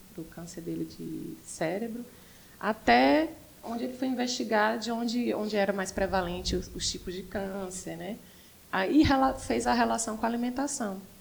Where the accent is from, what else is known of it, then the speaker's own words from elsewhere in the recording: Sergipe, Brazil; moved away as an adult; also born or lived in São Paulo; now in Fortaleza, Brazil; Sou sergipana, uhum. cresci e fui morar em São Paulo, morei 14 anos em São Paulo. Vim, por contingências da vida, morar aqui em 2011. Quando eu vim morar aqui, em Fortaleza